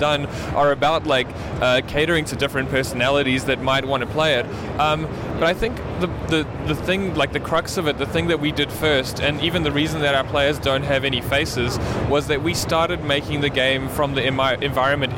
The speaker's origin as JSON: {"language": "English", "country": "New Zealand", "said": "We're from New Zealand"}